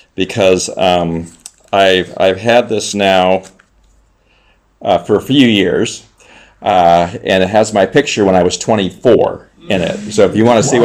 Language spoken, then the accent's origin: English; Southern California, United States; moved away as an adult; also born or lived in Czech Republic; I grew up in Southern California, uh, close to the ocean